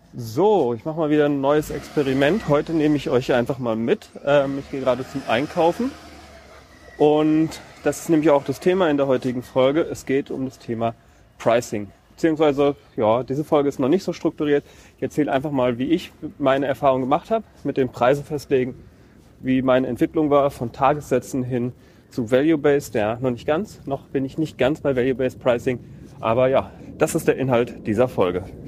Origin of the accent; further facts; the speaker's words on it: a village near Cologne, North Rhine-Westphalia, Germany; ich bin auch im Dorf groß geworden